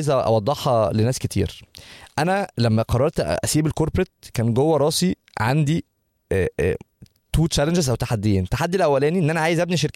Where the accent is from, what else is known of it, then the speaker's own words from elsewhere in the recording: Egypt; now in United States; احنا عندنا في مصر ده بنضربه في الشبشب